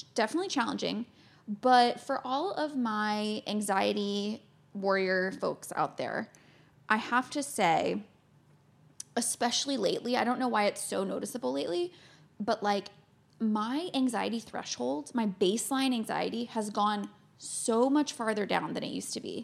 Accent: Florida, United States; moved away; I grew up in Florida, in the States

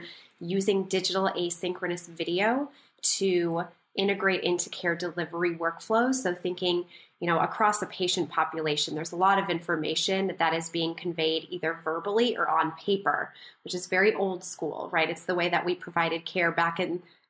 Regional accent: rural Minnesota, United States; I was also raised in rural Minnesota

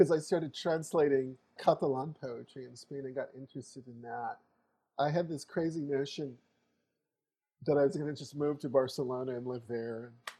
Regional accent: Mojave Desert, United States; also born or lived in Seattle, United States; So every summer, I was raised mostly in the Mojave Desert.

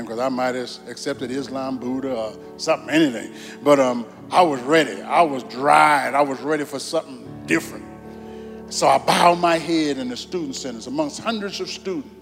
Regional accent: New Orleans, Louisiana, United States; I was born in New Orleans, Louisiana

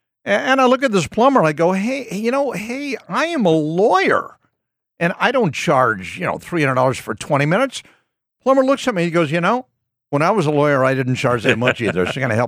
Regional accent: Walla Walla, Washington, United States; No, I'm not from Cleveland. I love Cleveland, I'm from a town in East Washington State called Walla Walla.

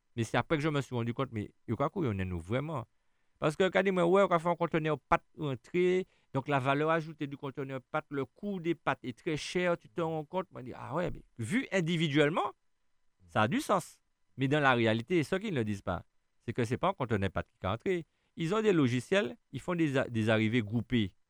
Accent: Schœlcher, Martinique; Je suis né où? En Martinique, à Chelchea

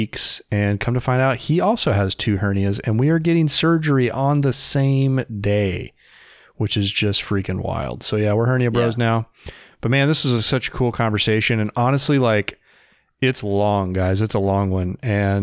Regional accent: Indiana, United States; I'm from Indiana

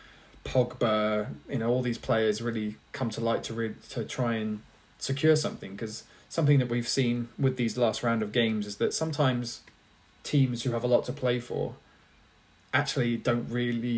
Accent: England, United Kingdom; we're English

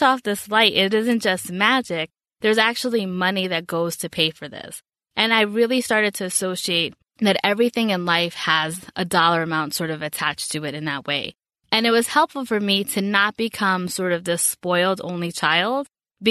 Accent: New York City, New York, United States; I grew up in the Bronx in New York

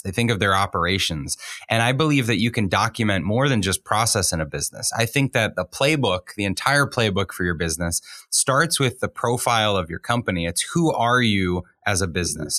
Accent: Boston, Massachusetts, United States; I grew up in the Boston area

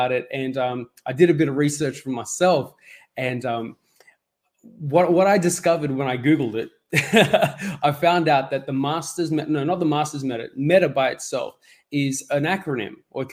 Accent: Sydney, New South Wales, Australia; also born or lived in Mauritius; I was born in Mauritius, and when I was young, my family and I, we came to Australia, and we've been Sydney-siders, and we've lived here ever since.

